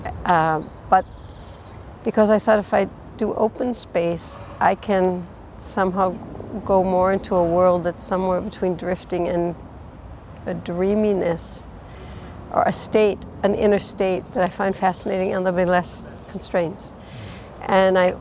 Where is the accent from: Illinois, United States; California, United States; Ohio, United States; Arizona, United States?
Illinois, United States; Chicago; now in Zurich, Switzerland; I'm from Chicago